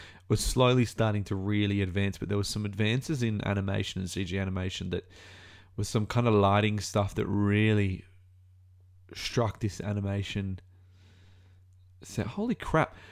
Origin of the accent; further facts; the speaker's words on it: Australia; As an Australian